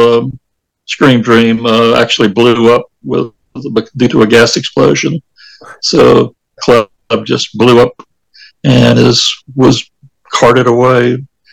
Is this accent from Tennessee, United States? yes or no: yes; Manchester, Tennessee, United States; my hometown of Manchester, Tennessee